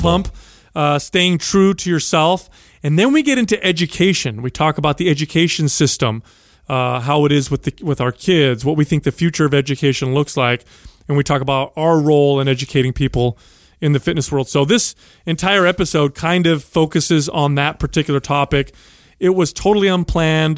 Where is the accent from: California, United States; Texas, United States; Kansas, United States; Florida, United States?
California, United States; San Jose; a young man growing up in San Jose, uh, the product of uh, Sicilian immigrants